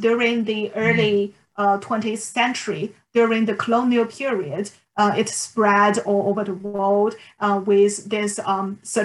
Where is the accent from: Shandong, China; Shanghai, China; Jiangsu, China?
Shanghai, China; English is a second language; moved away as an adult; now in Oslo, Norway; I come from Shanghai, which is my hometown. And also I have been living here for 30 years before I moved to Oslo by the end of last year